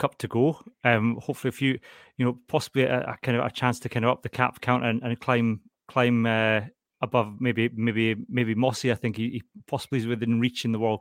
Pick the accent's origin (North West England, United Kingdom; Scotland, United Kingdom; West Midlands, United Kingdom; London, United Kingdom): Scotland, United Kingdom; the Scottish Borders; moved away; I'm from the Borders originally